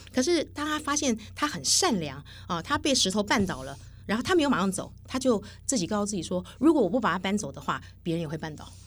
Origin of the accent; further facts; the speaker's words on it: Taiwan; 我们台湾人就会觉得，我们讲话都文绉绉的